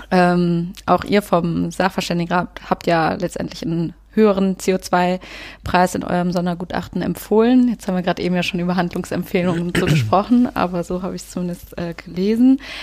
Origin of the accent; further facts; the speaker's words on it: Cologne, North Rhine-Westphalia, Germany; als Kölnerin